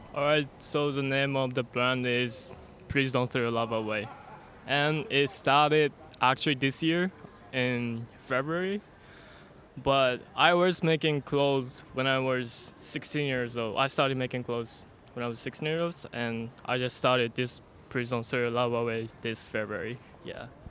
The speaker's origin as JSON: {"language": "English", "country": "Japan", "said": "I'm from Japan"}